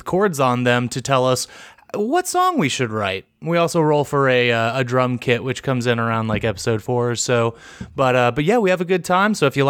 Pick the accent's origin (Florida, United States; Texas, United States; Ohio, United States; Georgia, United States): Texas, United States; I am from Texas